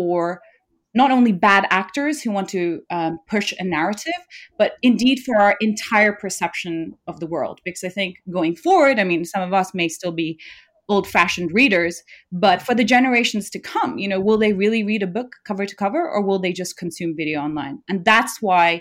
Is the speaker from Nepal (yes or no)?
yes; Nepal; I'm from Nepal, a country where there's still a high rate of illiteracy